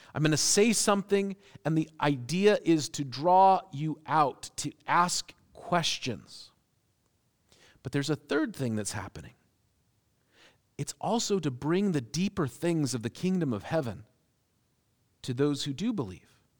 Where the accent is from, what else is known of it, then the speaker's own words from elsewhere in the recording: United States; as American Christians